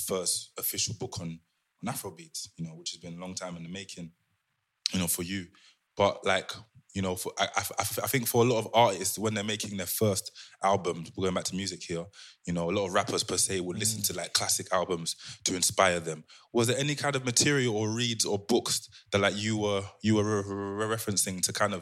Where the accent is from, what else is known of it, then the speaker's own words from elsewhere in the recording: London, United Kingdom; I'm from Southeast London.